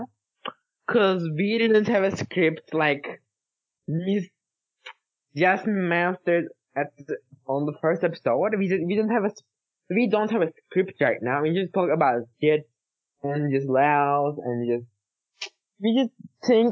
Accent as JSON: {"language": "English", "country": "Turkey", "second_language": "English", "said": "we are from Turkish"}